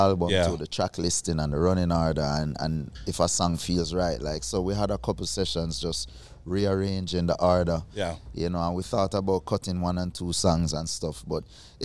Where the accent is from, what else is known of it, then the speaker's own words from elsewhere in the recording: Jamaica; accent: yard accent; yard accent